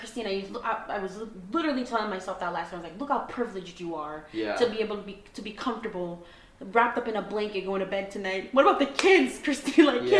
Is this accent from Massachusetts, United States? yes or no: yes; Boston, Massachusetts, United States; Honestly? Okay, whenever I went on a plane, and I'm from Boston to Jamaica